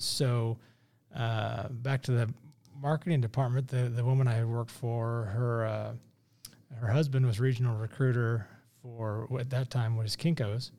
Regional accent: Kansas City, Missouri, United States; I born and raised in South Kansas City.

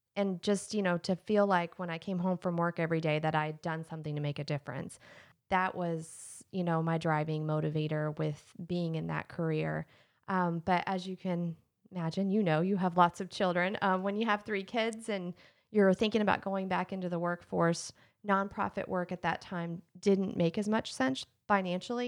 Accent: Lexington, Kentucky, United States; I was born in Lexington, um, I was born at UK Hospital

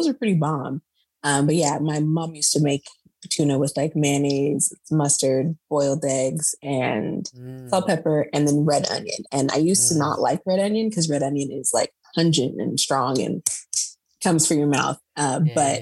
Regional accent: Perris, California, United States; also born or lived in San Diego; I grew up in Paris, which is in Riverside County of California

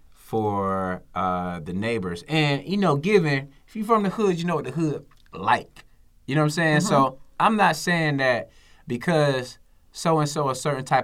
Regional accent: Atlanta, Georgia, United States; I'm from the South Side, Cleveland Avenue

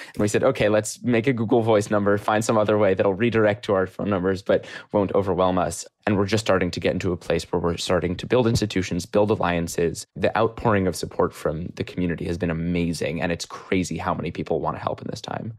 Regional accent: New York City, New York, United States; I'm from New York City

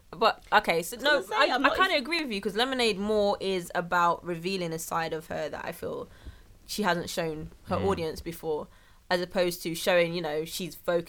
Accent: London, United Kingdom; We're from London.

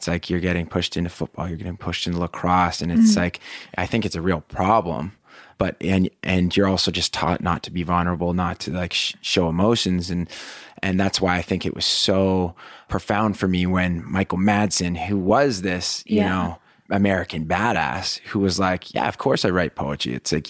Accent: Pacific Northwest, Canada; Yeah, okay. Pacific Northwest.

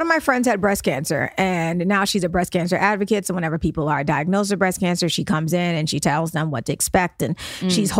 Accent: New York City, New York, United States; we're from Brooklyn

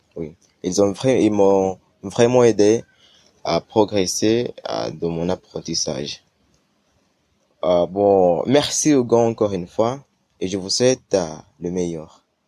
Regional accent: Uganda; French is a second language; je viens d'Ouganda, un pays d'Afrique euh, orientale

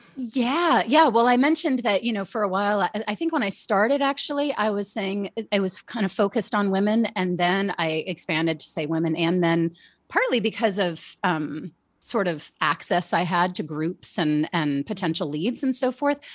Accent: United States; born and raised outside Washington, D C, and that's where I've lived most of my life.

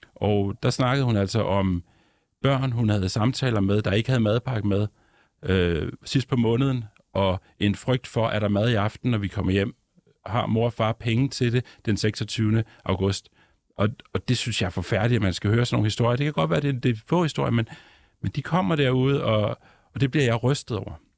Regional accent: Ballerup, Capital Region of Denmark, Denmark; moved away as an adult; also born or lived in Copenhagen; now in Svendborg, Denmark; jeg er sådan en, en forstadsdreng fra Vandløs og Ballerup, der mm. så har boet rigtig mange år på Nørrebro og i Nordvest senere.

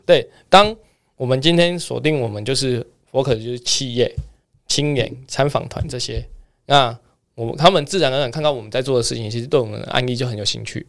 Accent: Kaohsiung, Taiwan; 我是来自于高雄

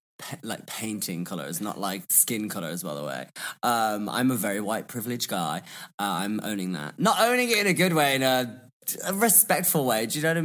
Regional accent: Birmingham, West Midlands, United Kingdom; also born or lived in London; I am from Birmingham, or Birmingham, as we call it. And I just feel like my accent kind of evolved when I studied in London.

